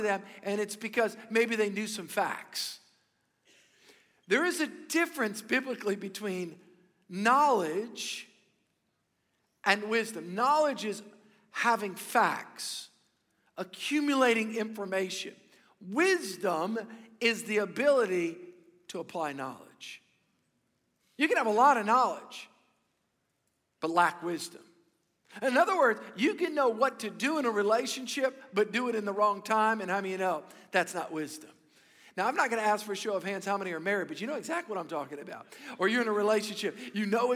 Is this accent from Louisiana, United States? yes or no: yes; South Louisiana, United States; I grew up here in South Louisiana